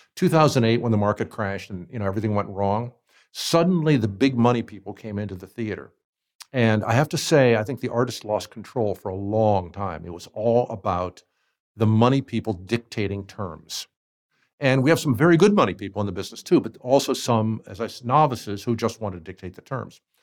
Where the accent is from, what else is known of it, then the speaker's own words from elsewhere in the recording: Ohio, United States; moved away as an adult; also born or lived in Hawaii; I grew up in Ohio, and we were living in Cleveland at the time